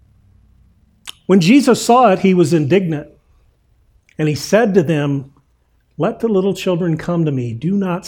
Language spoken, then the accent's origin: English; Indiana, United States; I grew up in Indiana